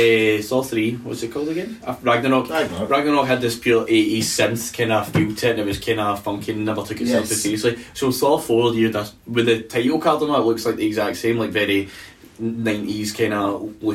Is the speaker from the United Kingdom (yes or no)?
no; Australia; Actually gave me the fear as a kid. I'm Australian, wasn't it?